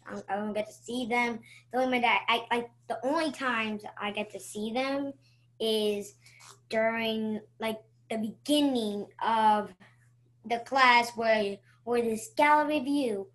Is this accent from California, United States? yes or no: no; Towson, Maryland, United States; I was born in Towson, Maryland, which is in Baltimore